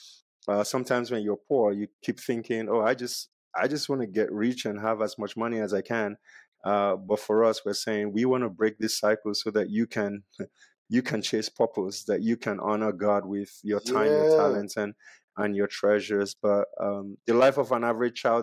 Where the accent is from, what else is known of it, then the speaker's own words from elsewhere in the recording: Nigeria; moved away; growing up in Nigeria, we had one tap and almost 60 people shared that tap